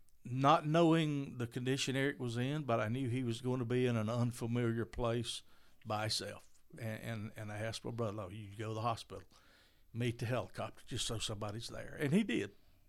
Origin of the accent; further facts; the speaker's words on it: Maysville, Georgia, United States; moved away as an adult; now in Commerce, United States; Of course, I'm originally from Maysville, and our family's first home was here in Maysville.